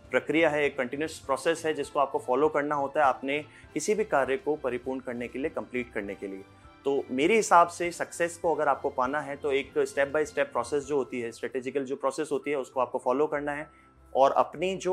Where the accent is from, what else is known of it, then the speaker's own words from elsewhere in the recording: Chittorgarh, Rajasthan, India; hello नमस्कार … और मैं चित्तौड़गढ़ का रहने वाला हूँ चित्तौड़गढ़ में ही मेरा एक कैफ़े और रेस्टोरेंट है